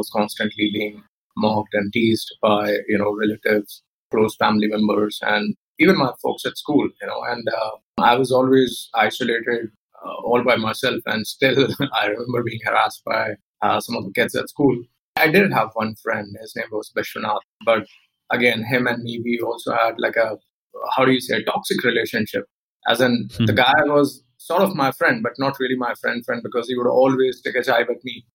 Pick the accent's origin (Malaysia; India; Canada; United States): India; Polaha, Madhya Pradesh; moved away; also born or lived in Mandideep / Bangalore / Pune; I was born and brought up in a village called Polaha. It's a small, very small village in MP